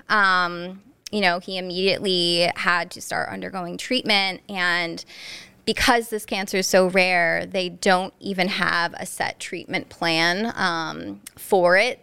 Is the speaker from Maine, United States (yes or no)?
no; Northeast Pennsylvania, United States; also born or lived in New Jersey; I'm from Northeast P A, born and raised